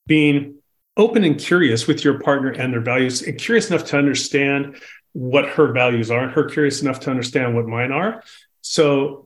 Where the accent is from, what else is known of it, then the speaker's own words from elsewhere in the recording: Los Angeles, California, United States; I was born and bred in Los Angeles